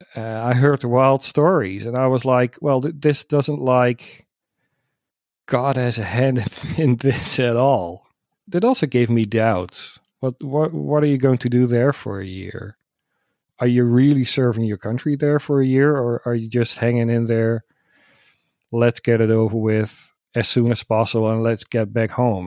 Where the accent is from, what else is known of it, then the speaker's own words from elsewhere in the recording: Netherlands; I'm from the Netherlands